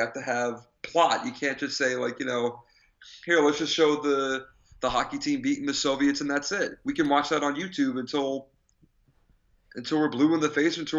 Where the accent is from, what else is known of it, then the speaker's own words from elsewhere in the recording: Massachusetts, United States; I'm from Massachusetts!